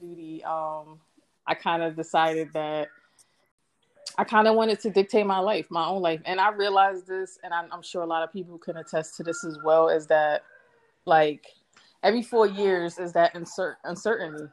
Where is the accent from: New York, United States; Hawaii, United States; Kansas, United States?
New York, United States; New York City; moved away as an adult; I am from Brooklyn, New York. BK all day, every day